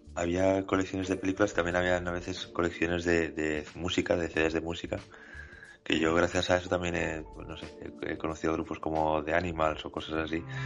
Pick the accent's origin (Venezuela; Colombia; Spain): Spain; Somos españoles